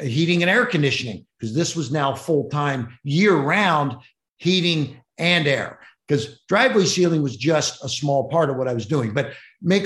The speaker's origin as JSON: {"language": "English", "town": "Cincinnati", "region": "Ohio", "country": "United States", "tie": "born or raised there", "said": "I grew up in Cincinnati, Ohio, one of six kids"}